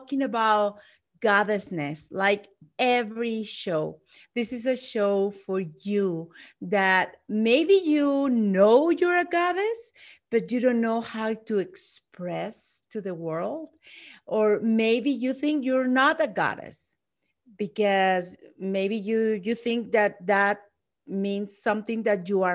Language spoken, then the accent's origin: English; Mexico; I'm not just Latina, I'm from Mexico.